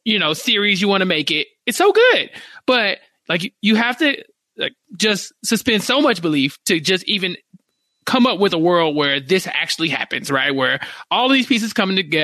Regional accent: Texas, United States; as a Texan

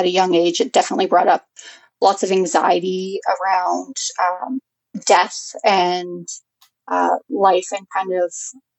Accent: Prince George, British Columbia, Canada; I was born and raised in Prince George.

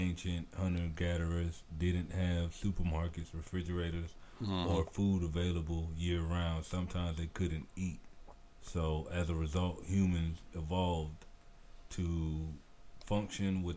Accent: United States; I'm American.

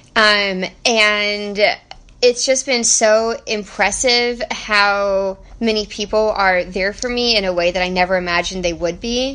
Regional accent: Texas, United States; we are from Texas

